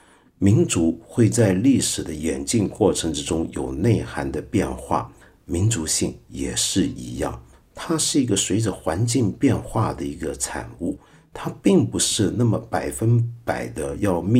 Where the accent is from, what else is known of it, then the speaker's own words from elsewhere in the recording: China; 我也不喜欢说我们中国人就是怎么样怎么样怎么样等等等等